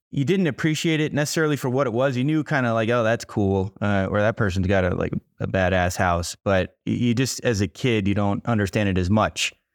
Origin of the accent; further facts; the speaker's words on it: Miami, Florida, United States; moved away as an adult; also born or lived in Boulder, Colorado; now in Colorado, United States; I grew up in Miami, Florida